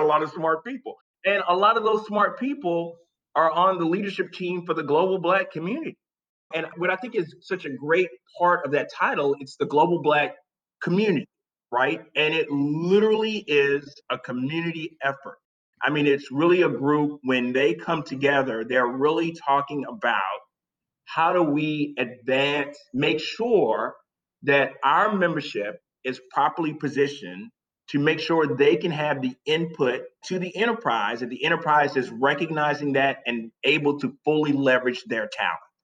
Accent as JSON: {"language": "English", "region": "South Carolina", "country": "United States", "tie": "born or raised there", "moved": "as an adult", "lives_now": "New York, United States", "said": "I'm from South Carolina, grew up in South Carolina"}